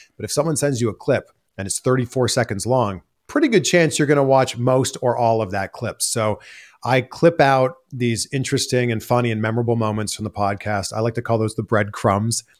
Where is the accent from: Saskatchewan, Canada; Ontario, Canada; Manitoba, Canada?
Ontario, Canada; Pickering; moved away as an adult; also born or lived in Toronto, Canada; now in United States; it's Toronto, it's actually Pickering.